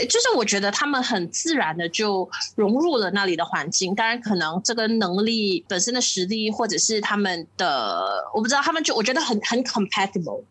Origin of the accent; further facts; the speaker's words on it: Malaysia; 我们马来西亚华人